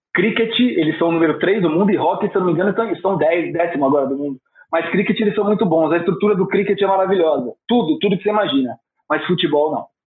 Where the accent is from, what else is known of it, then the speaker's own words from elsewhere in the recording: Brazil; eu sou brasileiro